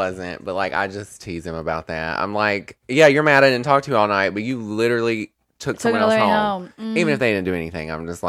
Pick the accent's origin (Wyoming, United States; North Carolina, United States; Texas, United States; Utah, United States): North Carolina, United States; We're from North Carolina, honey.